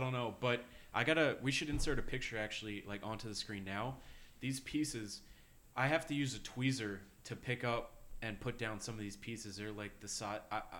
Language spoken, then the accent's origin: English; New York City, New York, United States; growing up in Bayside I was also in Queens.